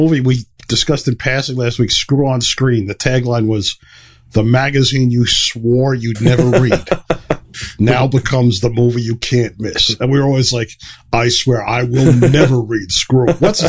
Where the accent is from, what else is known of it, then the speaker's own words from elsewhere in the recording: New York City, New York, United States; I grew up in New York City